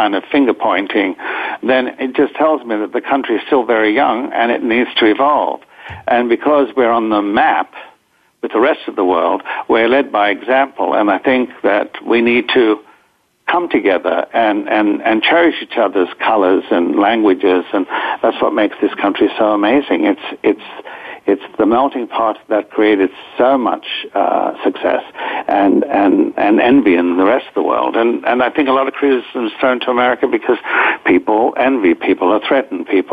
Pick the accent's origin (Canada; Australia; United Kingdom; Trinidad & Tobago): Australia; also born or lived in Greece; now in United States; I'm still Australian as well, but, you know, I've spent most of my years here